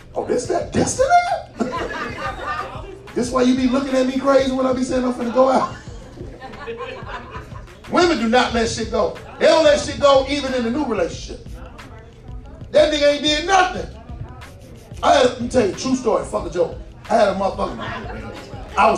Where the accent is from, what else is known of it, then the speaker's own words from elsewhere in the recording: Chicago, Illinois, United States; I'm from Chicago